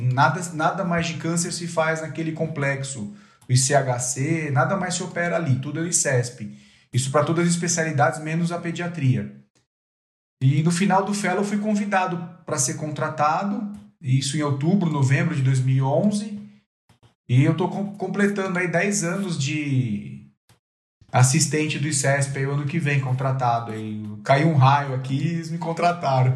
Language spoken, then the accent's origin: Portuguese; São Paulo, Brazil; also born or lived in São José do Rio Preto; Eu sou paulistano